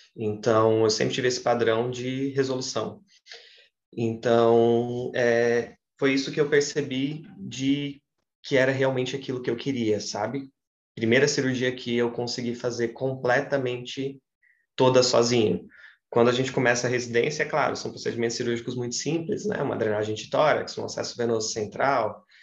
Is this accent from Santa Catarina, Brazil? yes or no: yes; Santa Catarina, Brazil; also born or lived in Ceará; eu queria voltar para Santa Catarina, sempre deixei isso muito claro para mim, que gostava de lá, mas gostava de lá para estudar e queria muito voltar para minha terra.